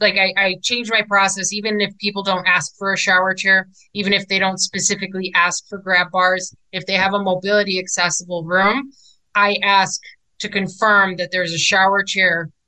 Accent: Chicago, Illinois, United States; I'm actually originally from Chicago

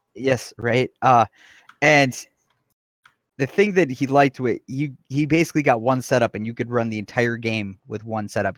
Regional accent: Wisconsin, United States; I am from Wisconsin.

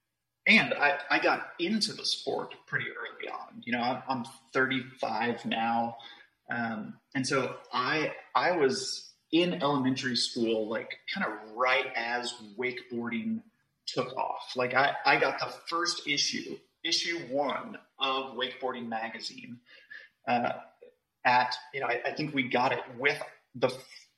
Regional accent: Dallas, Texas, United States; I grew up in Dallas, Texas, and I have spent most of my life here. I'm still in Dallas, Texas, and just a Texan born and raised

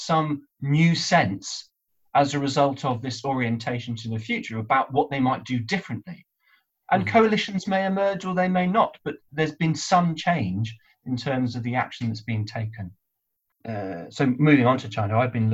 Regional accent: United Kingdom; also born or lived in North West England; as a Brit

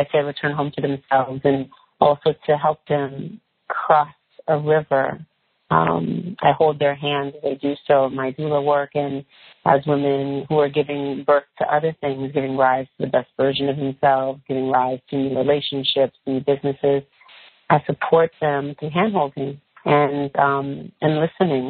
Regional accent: California, United States; I'm from California. I'm a woman who was raised surrounded in nature. We grew a lot of things in California

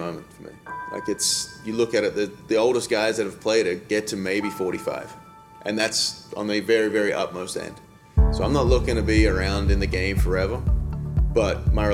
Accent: Australia; moved away as an adult; now in United States; I'm Australian, so I came over to America in 2007

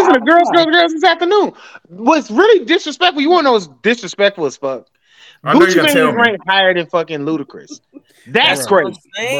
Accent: Atlanta, Georgia, United States; I'm from Atlanta.

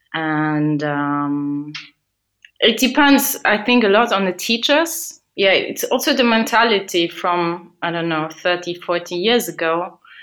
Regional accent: Luxembourg; I grew up and I was born in Luxembourg

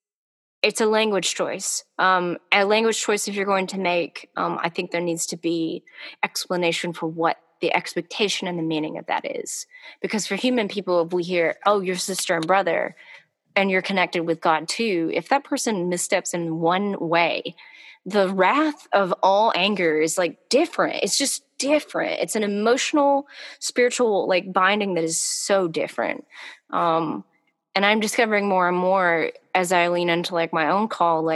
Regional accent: the South, United States; accent: Southern; my Southern accent's coming through right now

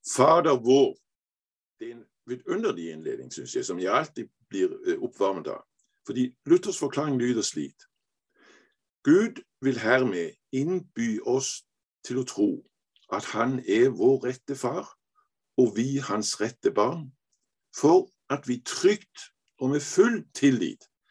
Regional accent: Denmark; Norwegian is a second language; also born or lived in Aarhus; jeg er dansk, men jeg er jo halv norsk

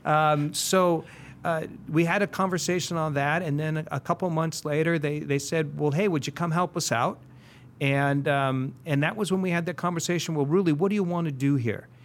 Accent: San Diego, California, United States; I grew up in Linda Vista

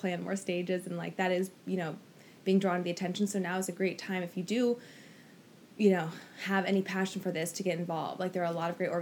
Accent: Oregon, United States; now in Los Angeles, United States; I'm from Oregon originally, and now I live

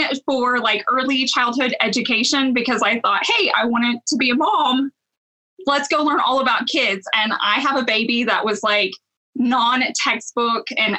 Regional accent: Owasso, Oklahoma, United States; also born or lived in Claremore, Oklahoma / Tulsa, Oklahoma / Edmond, Oklahoma; fourth grade, we moved out to Owosso, and I've pretty much been here my whole life

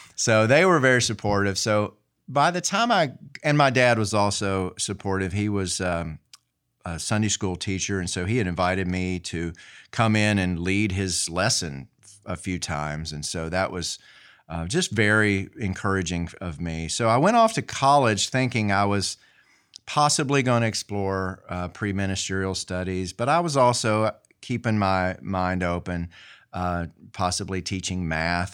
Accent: Marion, United States; moved away as an adult; also born or lived in Virginia / Atlanta; I grew up there in Marion and then, uh, went off to college at a, at a small Methodist school

